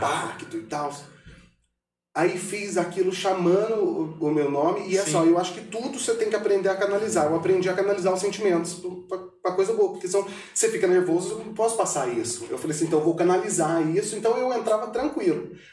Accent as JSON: {"language": "Portuguese", "country": "Brazil", "said": "eu sou daqui de Pedro Alvo, o povo me conhece"}